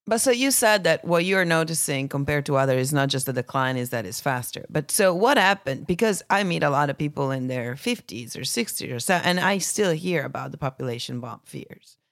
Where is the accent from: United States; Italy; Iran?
Italy; my home country